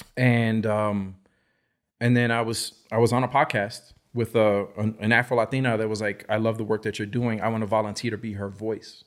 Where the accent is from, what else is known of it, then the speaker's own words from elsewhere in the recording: New York City, New York, United States; I grew up in the Lower East Side, New York City